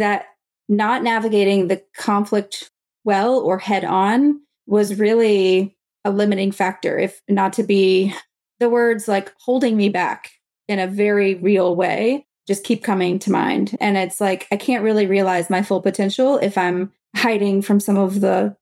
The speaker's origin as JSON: {"language": "English", "region": "the South", "country": "United States", "said": "I was from the South"}